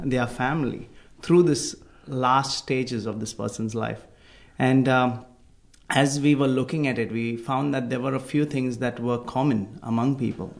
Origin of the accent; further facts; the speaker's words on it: India; moved away as an adult; now in Australia; I'm from India